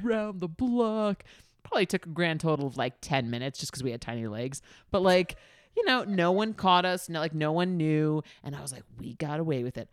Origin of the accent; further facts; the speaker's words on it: New York City, New York, United States; I grew up in Queens